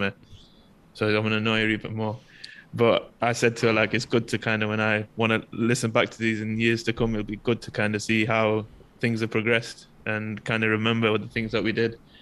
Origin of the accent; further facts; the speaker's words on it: United Kingdom; now in Malaysia; in the UK, regardless of race, especially me being from a different background, I still identify myself as British